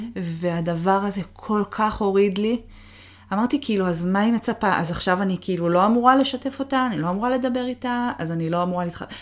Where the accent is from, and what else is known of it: Israel; moved away as an adult; also born or lived in Boston, United States / Seattle, United States / Toronto, Canada; now in United States